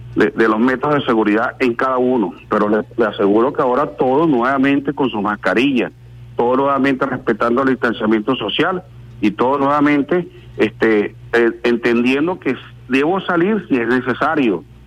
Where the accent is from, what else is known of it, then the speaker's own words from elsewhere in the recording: Venezuela; como venezolano